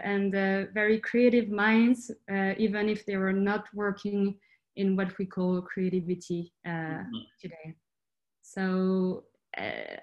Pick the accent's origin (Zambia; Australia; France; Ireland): France; I'm from France, but I grew up in the countryside, like in a tiny, tiny town.